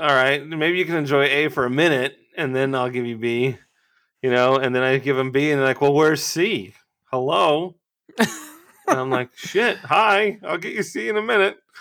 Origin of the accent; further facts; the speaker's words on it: Twentynine Palms, California, United States; my hometown of Twenty-Nine Palms